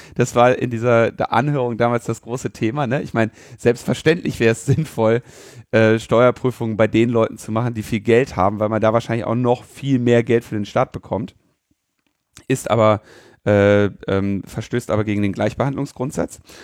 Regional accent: Germany; ich jetzt als äh, Deutscher

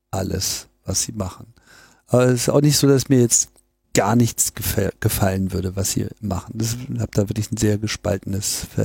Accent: Graz, Styria, Austria; born there; now in Linz, Austria; Als geborener Grazer und Wahllinzer fühle ich mich geradezu verpflichtet, hier zu kommentieren.

